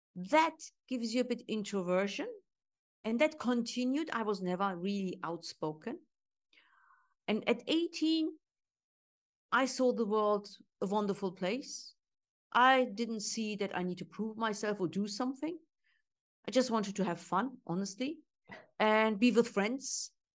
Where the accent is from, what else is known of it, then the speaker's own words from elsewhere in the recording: Germany; moved away as an adult; also born or lived in Istanbul, Turkey; Because origin Turkish, I grew up in Germany